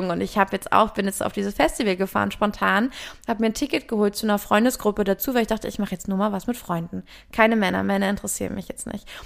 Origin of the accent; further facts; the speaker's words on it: Lüneburg, Lower Saxony, Germany; ich bin ja in Lüneburg aufgewachsen, meine Mutter lebte da noch